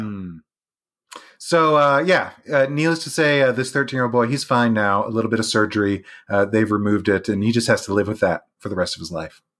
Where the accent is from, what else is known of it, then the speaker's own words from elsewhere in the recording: Jupiter, Florida, United States; We grew up in Jupiter, Florida.